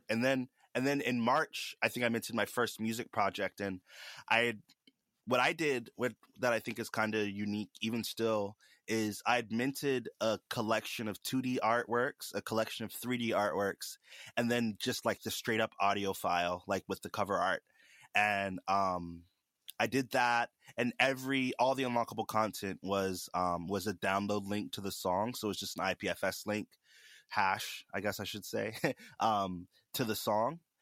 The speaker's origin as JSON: {"language": "English", "town": "Charleston", "region": "South Carolina", "country": "United States", "said": "I'm from Charleston, South Carolina."}